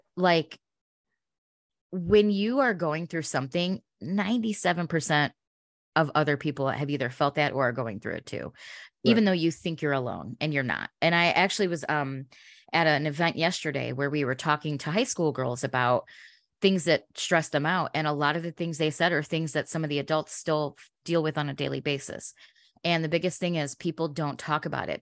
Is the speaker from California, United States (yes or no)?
no; Chicago, Illinois, United States; growing up in Chicago, uh, we had amazing radio in the 90s